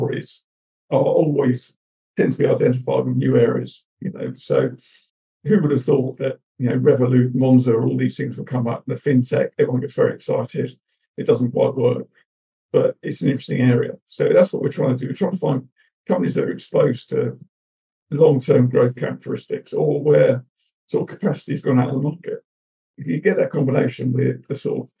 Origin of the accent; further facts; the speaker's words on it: Bristol, South West England, United Kingdom; accent: Bristol; my Bristol cup accent